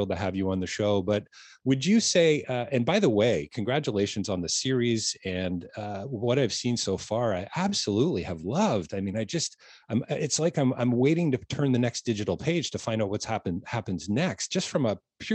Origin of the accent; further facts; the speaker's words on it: Toronto, Ontario, Canada; I grew up in Toronto and I live just outside of the city